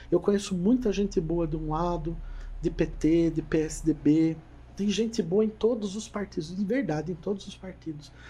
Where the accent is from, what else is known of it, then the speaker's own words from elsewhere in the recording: Curitiba, Paraná, Brazil; born there; Eu nasci em Curitiba, gente.